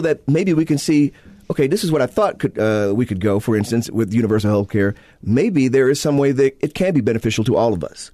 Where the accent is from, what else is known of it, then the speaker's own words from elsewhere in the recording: Illinois, United States; now in Utah, United States; my home state, uh, my native state of Illinois